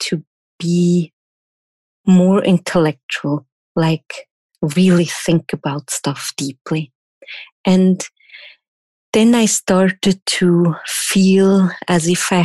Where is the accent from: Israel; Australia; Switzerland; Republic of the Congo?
Switzerland; first language German; English is a second language; I'm from Switzerland and I'm German speaking native. So English is not my first language, obviously